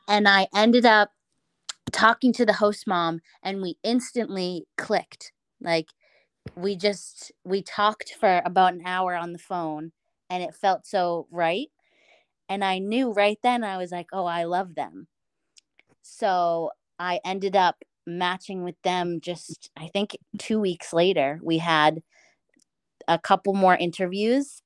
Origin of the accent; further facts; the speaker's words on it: Boston, Massachusetts, United States; moved away as an adult; now in Westfield, United States; I am from Boston, and I am with a host family in Westfield